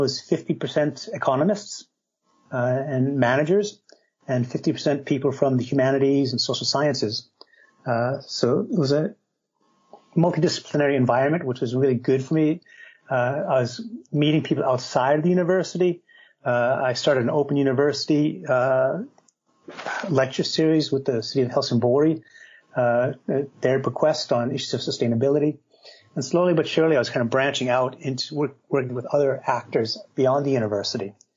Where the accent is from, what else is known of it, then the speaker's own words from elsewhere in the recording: United States; moved away as an adult; also born or lived in Minnesota; now in Sweden; She was actually Swedish, and I'm American, but she moved over to the United States in the 50s, and I was born a little after that.